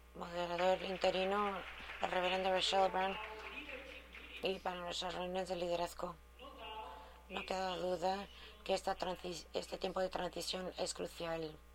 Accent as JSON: {"language": "Spanish", "country": "Mexico", "said": "en este momento en México, mi país."}